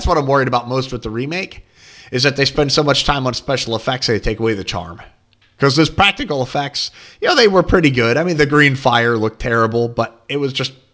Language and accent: English; Hillsdale, Pennsylvania, United States; growing up in Hillsdale, Pennsylvania